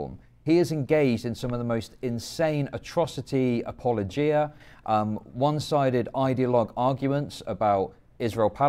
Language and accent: English; United Kingdom; accent: British; my British accent